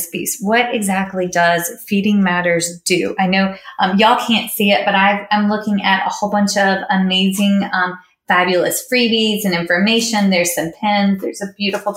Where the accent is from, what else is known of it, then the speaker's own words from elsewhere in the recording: Virginia, United States; my home state